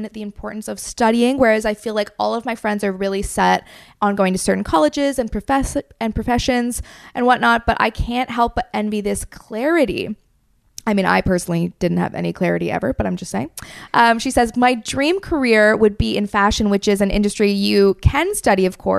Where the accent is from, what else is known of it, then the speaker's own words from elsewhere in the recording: United Kingdom; I feel like as a British person, I should say Hattie.